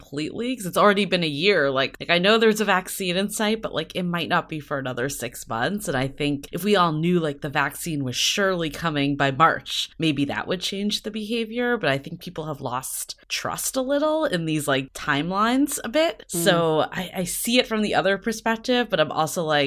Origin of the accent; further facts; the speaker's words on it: East Coast, United States; now in San Francisco, United States; I'm from the East Coast and I have a very thick skin when it comes to cold